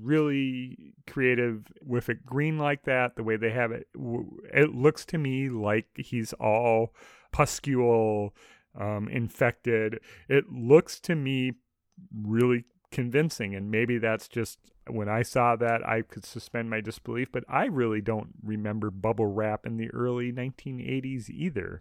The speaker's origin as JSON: {"language": "English", "town": "Minneapolis–Saint Paul", "region": "Minnesota", "country": "United States", "tie": "born or raised there", "said": "growing up in Twin Cities in Minnesota"}